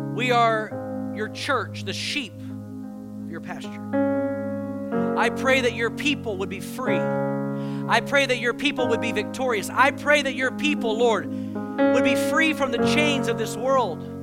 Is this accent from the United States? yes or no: yes; Houston, Texas, United States; moved away; I grew up in Houston